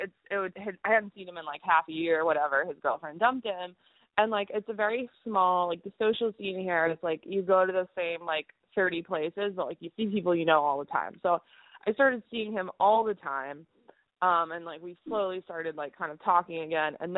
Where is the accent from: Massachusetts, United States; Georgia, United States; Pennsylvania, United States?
Massachusetts, United States; Boston; now in Istanbul, Turkey; I'm actually calling from Istanbul, but I'm from Boston